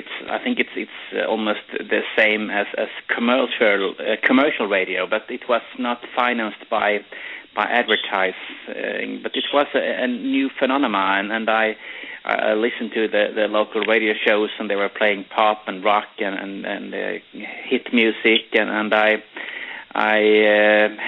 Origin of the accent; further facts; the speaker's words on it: Sweden; English is a second language; I'm a Swede, so you don't have to wonder why I have a strange accent